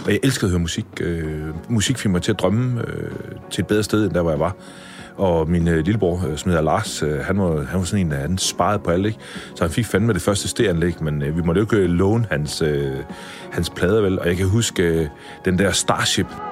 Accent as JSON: {"language": "Danish", "town": "Vejle", "region": "Southern Denmark", "country": "Denmark", "tie": "born or raised there", "said": "jeg kommer jo født og opvokset i Vejle"}